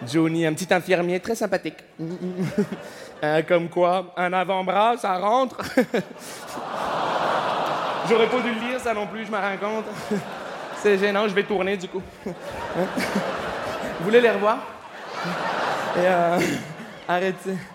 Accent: Montreal, Quebec, Canada; bonsoir, je me présente … je viens de Montréal.

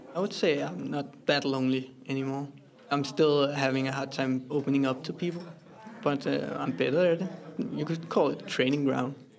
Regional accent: Copenhagen, Capital Region of Denmark, Denmark; I am 24 years old and I'm from Copenhagen

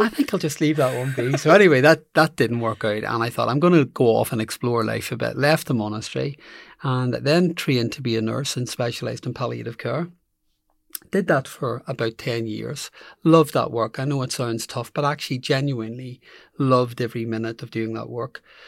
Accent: Belfast, Northern Ireland, United Kingdom; moved away as an adult; I grew up in Belfast

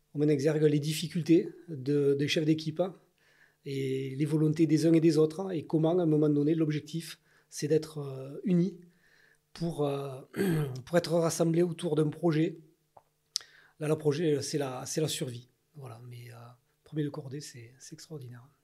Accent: Ariège, Occitania, France; je suis ariégeois, je suis né en Ariège, j'ai fait toute ma vie en Ariège

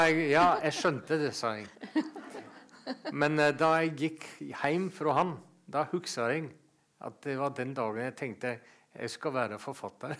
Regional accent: Seljord, Vestfold og Telemark, Norway; moved away; also born or lived in Bø / Denmark / Greenland; Men oppvokst i, i Seljord og oppdratt ja. som Jehovas vitne

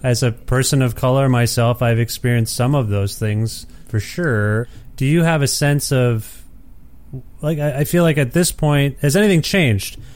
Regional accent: Ontario, Canada; moved away as an adult; I'm from Ontario originally, and I've only been away about a year and a half

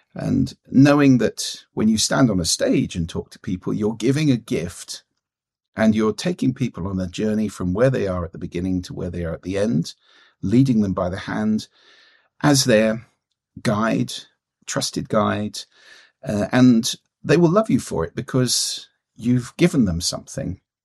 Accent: London, United Kingdom; moved away as an adult; now in Orkney Islands, United Kingdom; I was born and brought up in London.

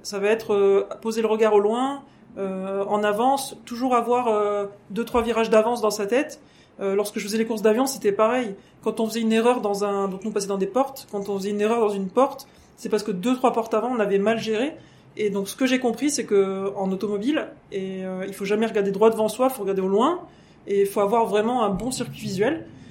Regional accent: France; je suis française et anglaise, hein, donc j'ai des origines anglaises aussi.

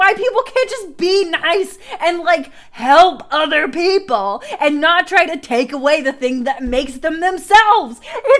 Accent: United States

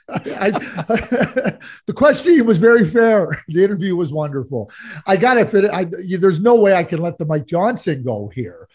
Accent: Montreal, Quebec, Canada; I grew up in Montreal as a Guy Lafleur fan

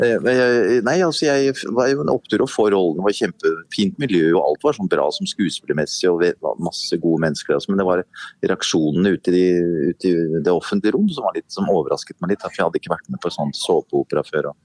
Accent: Oslo, Norway; jeg var jo, veldig liten av vekst når jeg vokste opp her på Sagene

